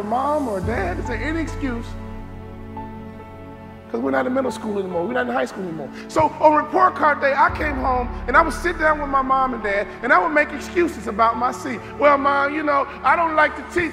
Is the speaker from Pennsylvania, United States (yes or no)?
no; Chicago, Illinois, United States; I'm from Chicago.